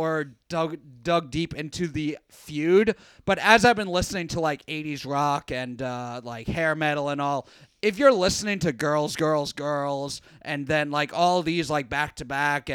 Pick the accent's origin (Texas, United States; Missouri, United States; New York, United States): New York, United States; I grew up in New York